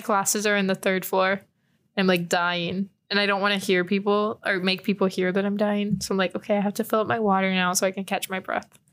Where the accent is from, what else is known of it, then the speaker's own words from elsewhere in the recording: San Antonio, Texas, United States; moved away; I'm from San Antonio, Texas